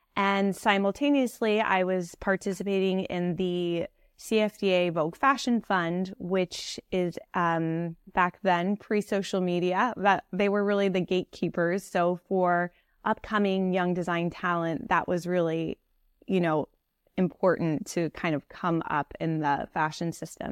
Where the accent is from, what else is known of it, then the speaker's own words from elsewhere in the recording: Piedmont, California, United States; moved away as an adult; also born or lived in Paris, France / New York City; I grew up in the Bay Area of California.